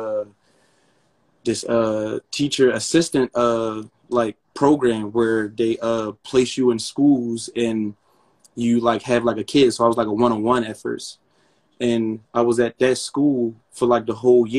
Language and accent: English; Philadelphia, Pennsylvania, United States; I'm from Philly, and I went to school